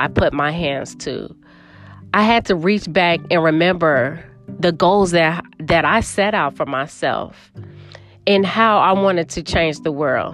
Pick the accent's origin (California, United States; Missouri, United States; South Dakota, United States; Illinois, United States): Illinois, United States; Chicago; I am from the Windy City